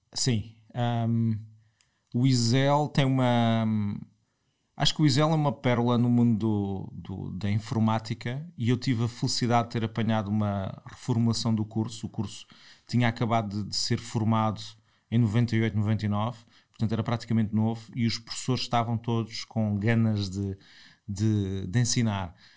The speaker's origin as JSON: {"language": "Portuguese", "town": "Portimão", "region": "Algarve", "country": "Portugal", "tie": "born or raised there", "also_born_or_lived": "Lisbon", "moved": "as an adult", "said": "sou de Portimão, estudei em Portimão, no, fiz o liceu em Portimão e em 98 venho para Lisboa"}